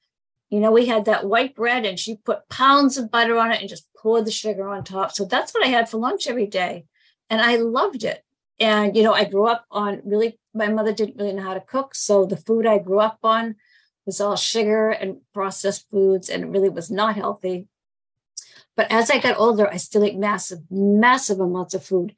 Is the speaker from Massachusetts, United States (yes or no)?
yes; Boston, Massachusetts, United States; I'm from Boston